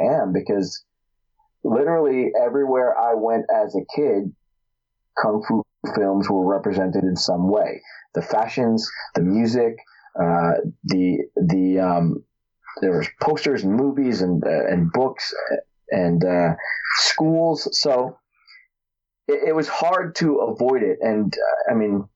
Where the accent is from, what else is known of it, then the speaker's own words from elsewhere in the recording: Newark, New Jersey, United States; I grew up in Newark, New Jersey, not the gentlest of places to grow up